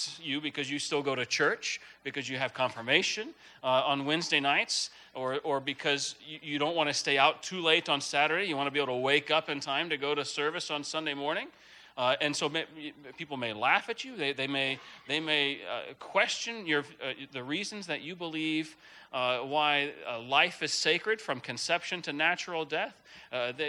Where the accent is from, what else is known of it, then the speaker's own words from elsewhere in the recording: Texas, United States; moved away; also born or lived in Denver, Colorado; I grew up in Texas, by the way. So if an occasional y'all slips out, that's why